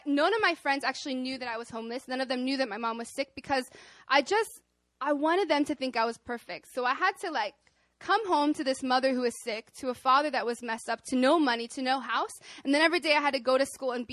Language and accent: English; Arkansas, United States; moved away as an adult; now in South Korea; I'm from Arkansas